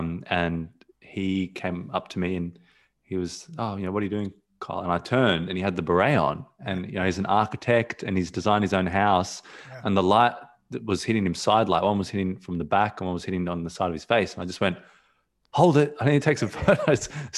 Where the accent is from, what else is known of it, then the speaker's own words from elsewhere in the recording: Australia; also born or lived in Johannesburg, South Africa; So, you know, originally I'm from South Africa, Johannesburg, and I was, you know, I spent a few years in South Africa, and I moved over to Australia when I was two.